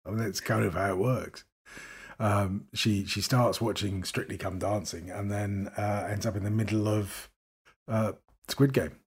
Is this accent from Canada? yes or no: no; United Kingdom; accent: received pronunciation; I speak as a Brit